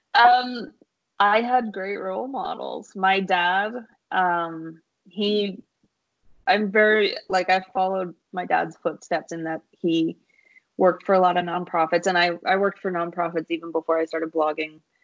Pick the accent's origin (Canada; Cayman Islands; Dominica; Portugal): Canada; Vancouver, British Columbia; growing up in Vancouver